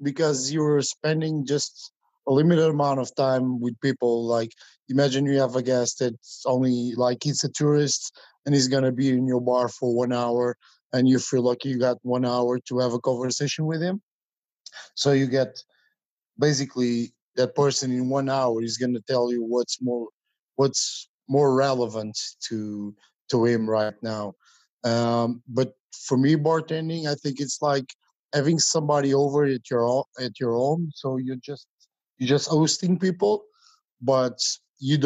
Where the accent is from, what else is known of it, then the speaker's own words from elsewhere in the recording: small town near Lisbon, Portugal; I'm from Portugal, from a small town near the capital. It's about 40 minute drive